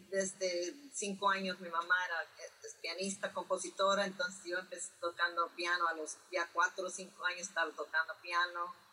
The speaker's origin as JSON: {"language": "Spanish", "region": "New York", "country": "United States", "tie": "born or raised there", "said": "pero yo me crié en Nueva York y, ahí empecé mis propios grupos, you como tocar en CBGBs a los 17 años es lo que yo, es como yo empecé en la escena aquí en Nueva York."}